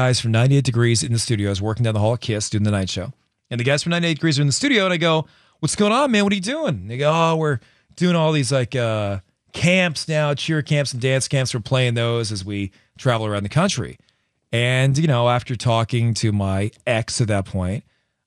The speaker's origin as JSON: {"language": "English", "region": "Northeast", "country": "United States", "tie": "born or raised there", "moved": "yes", "lives_now": "Los Angeles, United States", "said": "I'm an LA boy. I've been here since 1993. But I grew up in the Northeast"}